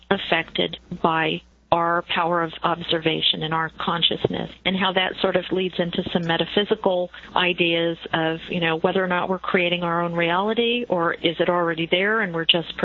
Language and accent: English; New York, United States; I'm Italian. I'm from New York